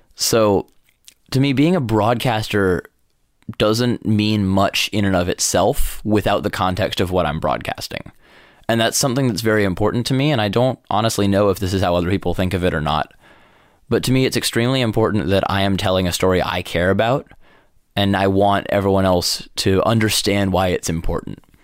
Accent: New York, United States; moved away as an adult; I grew up in New York

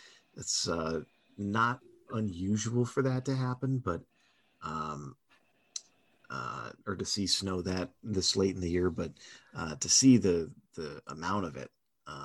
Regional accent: Stafford Springs, Connecticut, United States; my hometown track, Stafford Motor Speedway

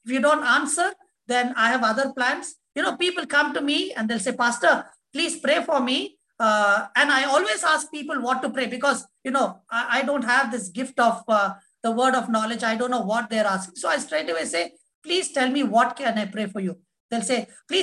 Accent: India; as an Indian with an Indian passport

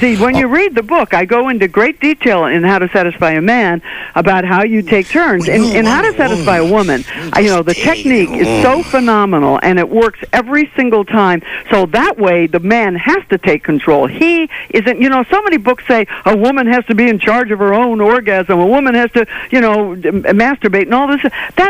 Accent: Ireland; That's Gaelic. You know, I'm Irish.

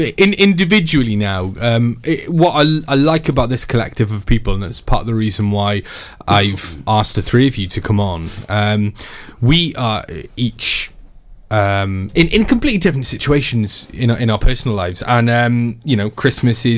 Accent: Pembrokeshire, Wales, United Kingdom; We're all from Pembrokeshire

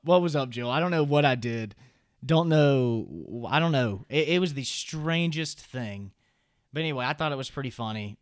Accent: the South, United States; accent: Southern; I'm from the South, so obviously I have a little bit of a Southern accent

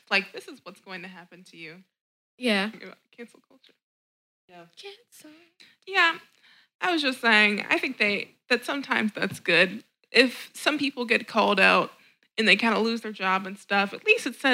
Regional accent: Alabama, United States; I'm from Alabama.

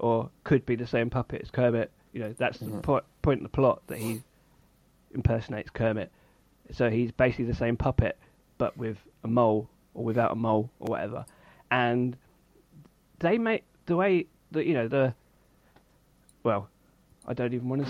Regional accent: England, United Kingdom; I'm an Englishman

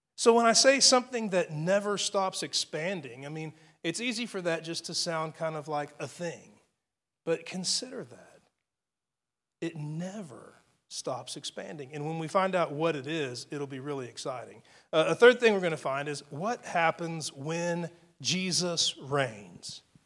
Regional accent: United States; I live in, in, in the United States of America. I'm an American citizen

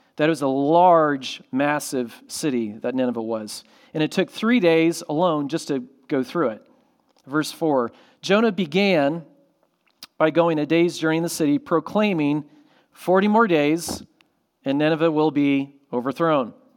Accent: Orlando, Florida, United States; I grew up in Florida by SeaWorld

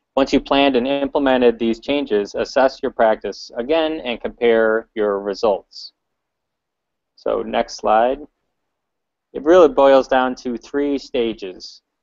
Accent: Chicago, Illinois, United States; I'm from Chicago

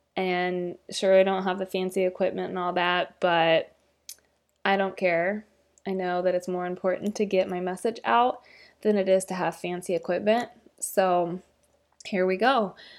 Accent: Midwest, United States; I'm from the Midwest

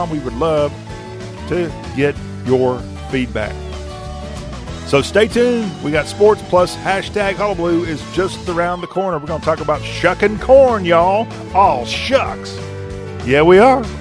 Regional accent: the South, United States; as a Christian, as a Southerner

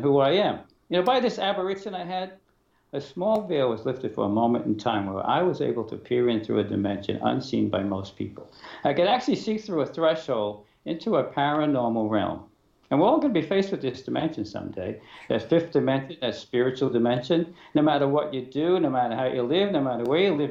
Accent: New York City, New York, United States; I was born in Brooklyn

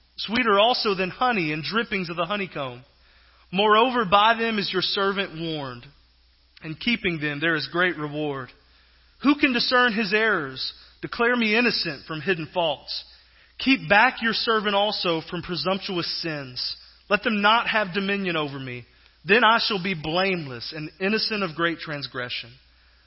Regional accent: Southeast Texas, United States; moved away as an adult; I grew up in Southeast Texas and actually spent several years there pastoring

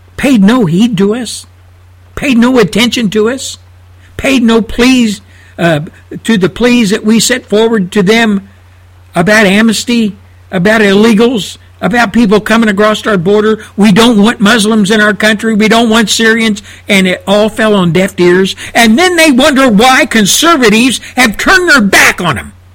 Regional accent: United States; as an American citizen

